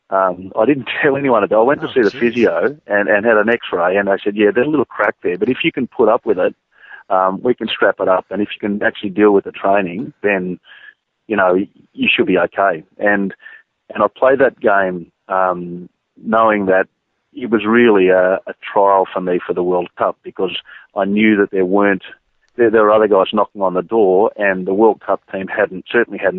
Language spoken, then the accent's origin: English; Sydney, New South Wales, Australia; in my hometown